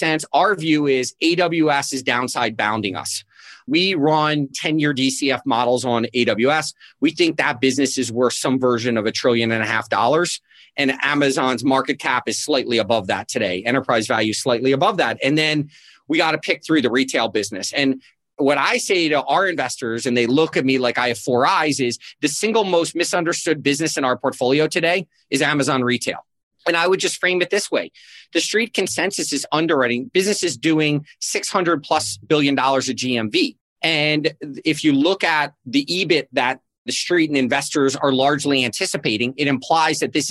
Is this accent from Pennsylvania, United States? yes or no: no; South Florida, United States; I grew up in South Florida